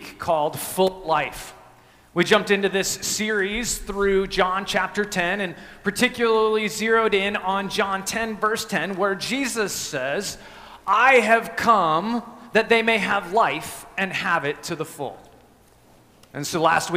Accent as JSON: {"language": "English", "town": "Evergreen", "region": "Colorado", "country": "United States", "tie": "born or raised there", "moved": "yes", "said": "I grew up in Colorado in a little town called Evergreen, just west of Denver"}